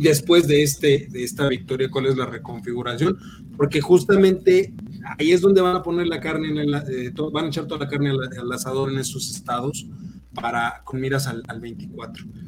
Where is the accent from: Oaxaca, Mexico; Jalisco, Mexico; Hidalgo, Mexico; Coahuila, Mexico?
Hidalgo, Mexico; moved away; allá en mi tierra, en el estado de Hidalgo